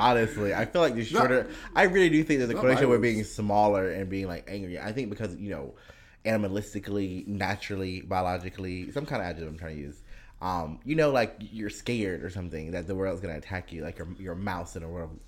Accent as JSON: {"language": "English", "town": "Washington", "region": "District of Columbia", "country": "United States", "tie": "born or raised there", "also_born_or_lived": "Rockville, Maryland", "said": "DC, as you know, is my hometown"}